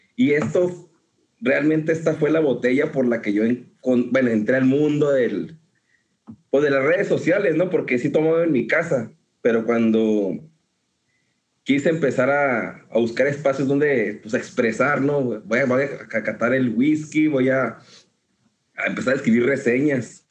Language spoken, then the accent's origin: Spanish; Ascensión, Chihuahua, Mexico; moved away as an adult; also born or lived in Ciudad Juárez; now in Houston, United States; también soy de Ascensión, Chihuahua de la Chona. Eh, ahí me crié, 18 años, y nací en Ciudad Juárez.